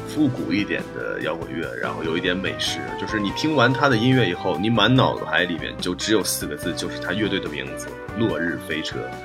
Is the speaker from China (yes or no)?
yes; Northeast China, China; 因为我小时候是在东北长大的